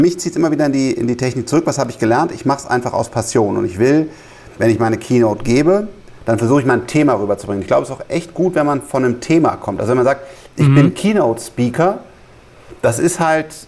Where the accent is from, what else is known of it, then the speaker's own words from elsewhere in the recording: Rhineland, Germany; ich bin, bin Rheinländer